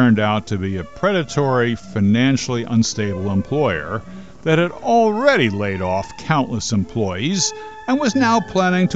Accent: Linden, New Jersey, United States; Coming from my hometown of Linden up in northern New Jersey

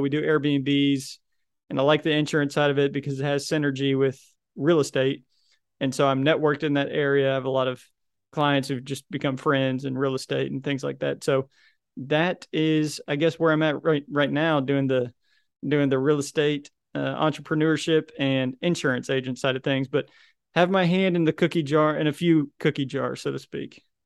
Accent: Little Rock, Arkansas, United States; I'm from Little Rock, Arkansas

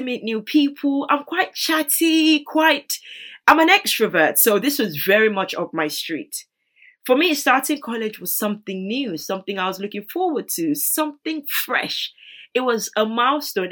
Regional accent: Nigeria; moved away; I grew up in Nigeria

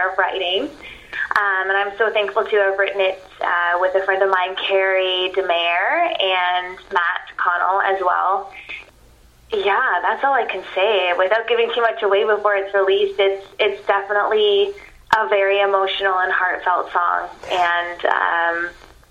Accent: Wasaga Beach, Ontario, Canada; growing up in Wasaga Beach

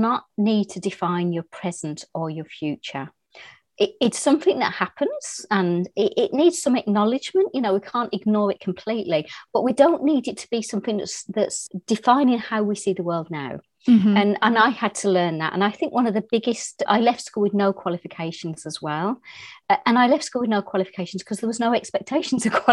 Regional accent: Birmingham, West Midlands, United Kingdom; moved away as an adult; also born or lived in Ireland; now in Oxfordshire, United Kingdom; I was brought up in Birmingham, which is the second city of England

